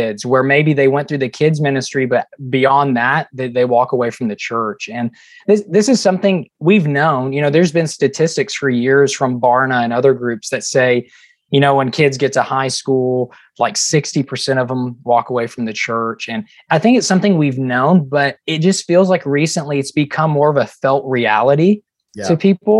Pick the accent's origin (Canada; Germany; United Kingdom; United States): United States; Chattanooga, Tennessee; we're both from Chattanooga, Tennessee